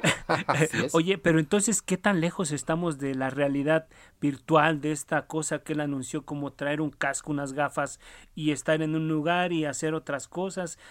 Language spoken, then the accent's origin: Spanish; Mexico; nosotros como mexicanos